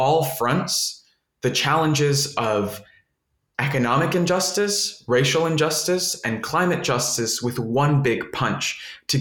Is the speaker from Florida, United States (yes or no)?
yes; Miami, Florida, United States; I grew up in Miami, and I'm a first generation Colombian American. All my family's from Colombia